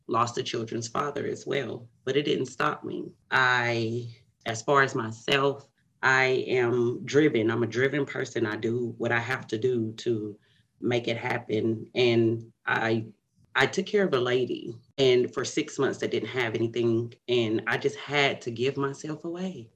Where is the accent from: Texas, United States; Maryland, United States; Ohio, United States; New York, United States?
Texas, United States; Paris; now in Dallas, United States; I am from Paris, Texas. It is about 100 miles outside of Dallas, Texas. I currently live in Dallas, Texas